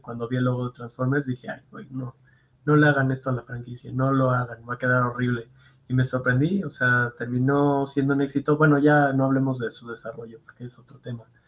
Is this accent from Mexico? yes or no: yes; Mexico